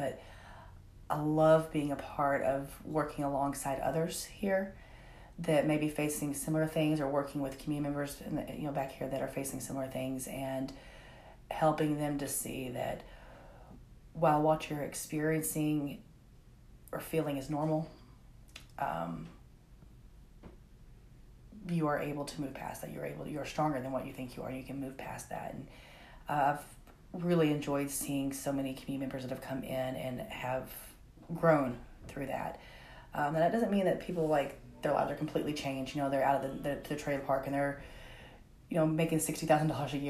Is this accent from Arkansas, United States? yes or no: yes; Conway, Arkansas, United States; also born or lived in Greenbrier, Arkansas; I was born and raised here in Conway. I did move to Greenbrier